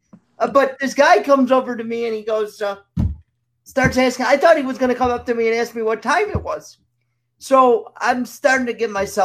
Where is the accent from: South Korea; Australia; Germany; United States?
United States; New York; I'm from New York.